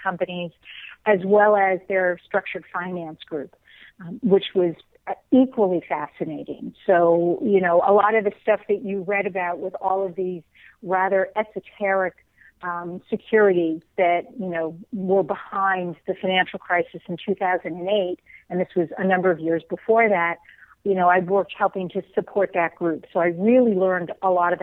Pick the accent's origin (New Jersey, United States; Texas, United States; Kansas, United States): New Jersey, United States; northern; I was born and raised in New Jersey. I guess you could call me a Jersey girl.